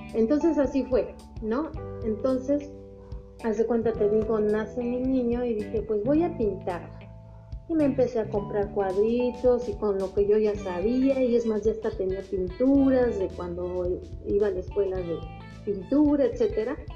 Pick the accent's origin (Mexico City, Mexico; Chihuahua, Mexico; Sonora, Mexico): Mexico City, Mexico; moved away as an adult; now in Veracruz, Mexico; Soy originaria de la Ciudad de México.